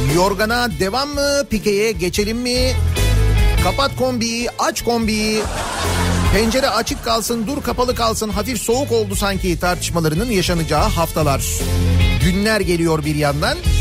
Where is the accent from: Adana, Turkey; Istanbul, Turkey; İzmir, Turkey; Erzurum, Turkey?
Istanbul, Turkey; bir Koca Mustafa Paşalı ya da bir Samatyalı olarak, hani or bölgeyi bilen biri olarak